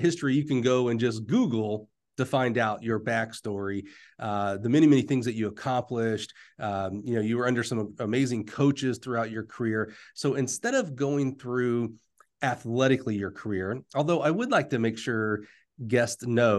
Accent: Alabama, United States; I feel like I'm from Alabama.

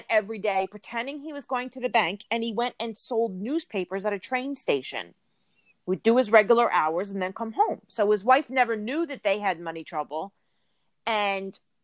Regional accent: New Jersey, United States; I'm from New Jersey, but I'm from South, so very far away from there.

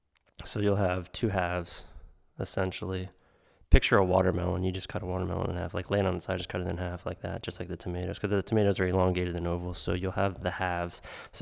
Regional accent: Pennsylvania, United States; from when I was a kid growing up in Western PA with all of the pizzas in the tomato seeds.

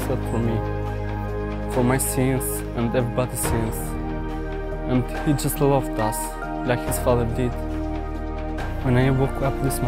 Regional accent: Albania; I came from Albania, from a Muslim family

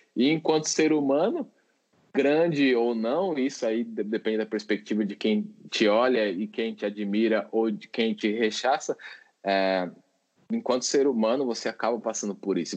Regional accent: São Paulo, Brazil; also born or lived in Minas Gerais; Sou nascido em São Paulo, mas estava morando lá.

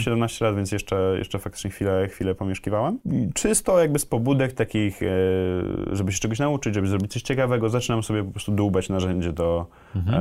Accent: Kraków, Lesser Poland, Poland; ja też jestem z Krakowa

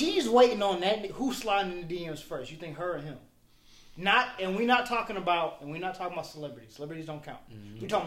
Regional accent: the South, United States; I'm from the South. We all from the South.

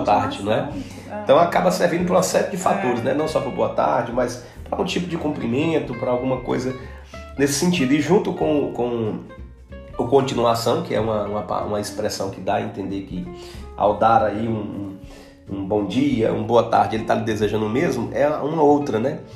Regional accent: Northeast Region, Brazil; moved away as an adult; now in Porto, Portugal; nós somos do Nordeste

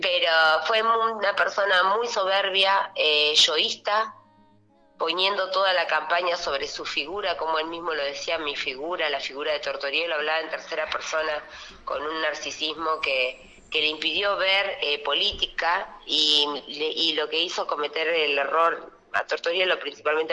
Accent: Allen, Río Negro, Argentina; mi pueblo

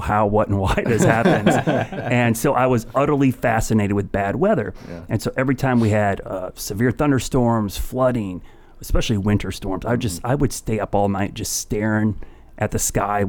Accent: Northeast Ohio, United States; now in Charlotte, United States; I grew up in Northeast Ohio

